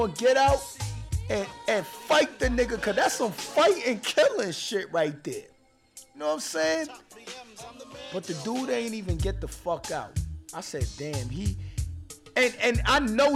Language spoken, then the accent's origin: English; New York City, New York, United States; I'm from New York City, man. I'm from Brooklyn